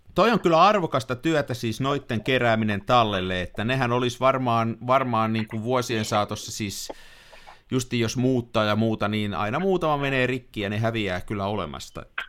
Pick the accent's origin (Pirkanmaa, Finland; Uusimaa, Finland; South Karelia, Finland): Pirkanmaa, Finland; Tampere; mä oon tamperelainen